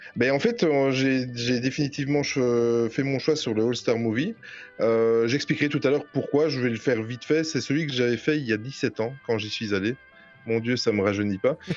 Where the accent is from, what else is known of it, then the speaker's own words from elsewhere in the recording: Belgium; accent: Belgian; j'ai juste l'accent belge